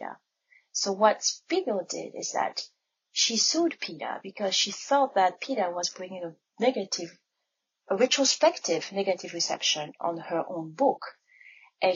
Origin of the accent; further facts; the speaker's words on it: France; now in Ann Arbor, United States; I was born and raised in France